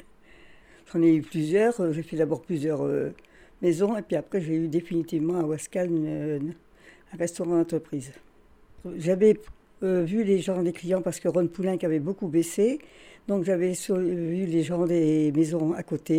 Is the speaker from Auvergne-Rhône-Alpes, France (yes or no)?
no; Carvin, Hauts-de-France, France; je suis née à Carvin le 3 novembre 1929.